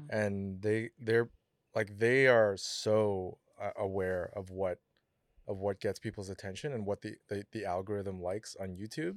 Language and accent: English; Philippines; as a Filipino